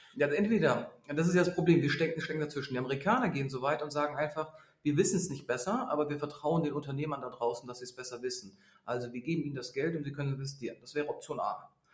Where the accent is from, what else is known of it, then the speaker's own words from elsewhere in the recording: Berlin, Germany; ich bin Berliner